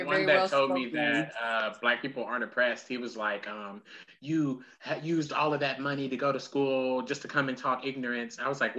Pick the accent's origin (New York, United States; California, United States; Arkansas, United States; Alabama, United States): Arkansas, United States; Lone Oak; moved away; I'm from Lone Oak, Arkansas. It's a little pimple on Little Rock. It's right there.